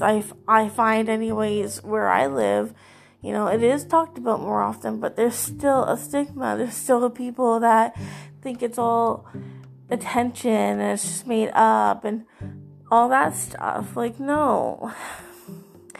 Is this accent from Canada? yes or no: yes; Canada; I am from Canada